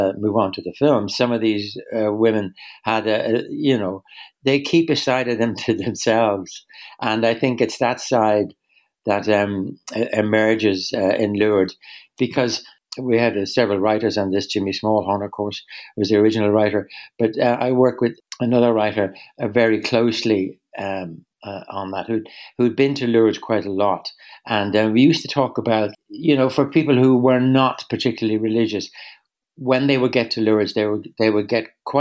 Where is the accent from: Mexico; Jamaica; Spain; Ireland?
Ireland; I'm Irish